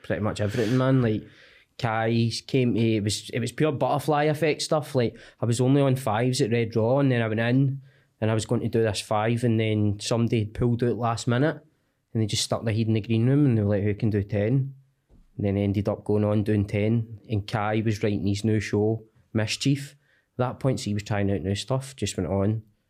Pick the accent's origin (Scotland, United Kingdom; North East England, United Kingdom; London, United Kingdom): Scotland, United Kingdom; Cumbernauld; Cumbernauld, mate.